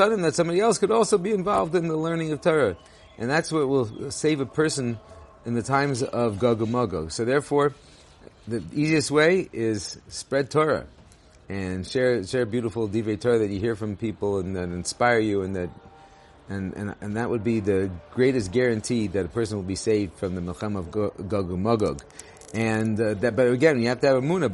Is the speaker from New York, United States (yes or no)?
no; Los Angeles, California, United States; now in Israel; I grew up in Los Angeles